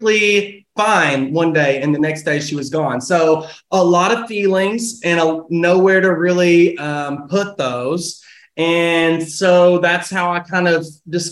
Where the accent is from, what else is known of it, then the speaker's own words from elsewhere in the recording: Russellville, Kentucky, United States; moved away as an adult; now in Nashville, United States; Born and raised in Russellville, Kentucky, which is just like an hour and 20 minutes north